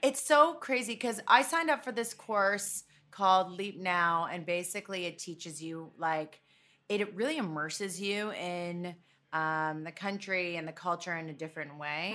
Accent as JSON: {"language": "English", "town": "Toronto", "region": "Ontario", "country": "Canada", "tie": "born or raised there", "also_born_or_lived": "New York", "moved": "as an adult", "said": "I grew up in Toronto"}